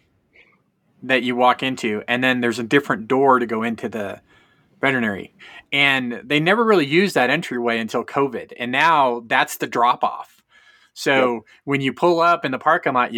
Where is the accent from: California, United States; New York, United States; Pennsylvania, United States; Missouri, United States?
California, United States; Fresno; now in Colorado, United States; I grew up in Fresno